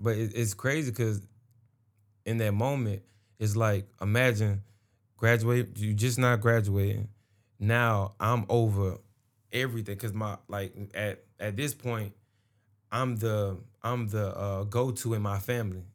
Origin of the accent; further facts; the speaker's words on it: Atlanta, Georgia, United States; I was from Atlanta, you know, that's when I was born